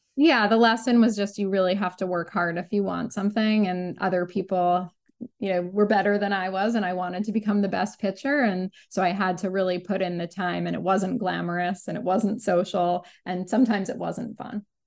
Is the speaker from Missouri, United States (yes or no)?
no; New York City, New York, United States; I grew up in New York City and specifically on the Upper West Side of Manhattan with my parents and my younger sister